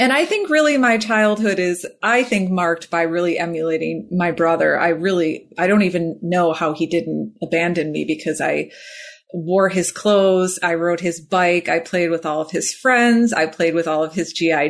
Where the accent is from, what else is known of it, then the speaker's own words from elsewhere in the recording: Illinois, United States; also born or lived in Chicago; I grew up in Illinois